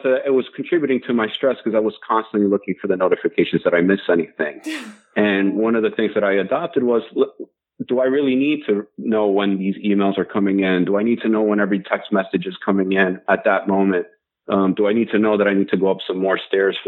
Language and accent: English; New York, United States; moved away as an adult; now in Baltimore, United States; I'm born and raised in New York and have migrated down to Maryland and been here for 6 years